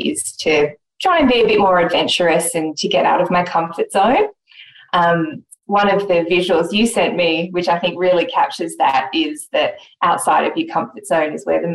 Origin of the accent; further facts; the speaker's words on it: Sydney, New South Wales, Australia; Growing up in Sydney on the East Coast